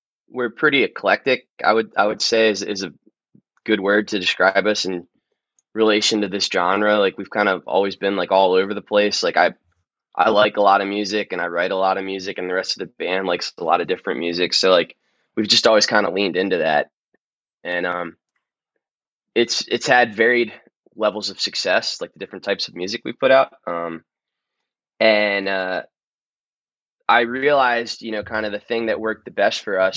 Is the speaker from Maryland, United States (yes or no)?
yes; Maryland, United States; I'm very, very proud to be from Maryland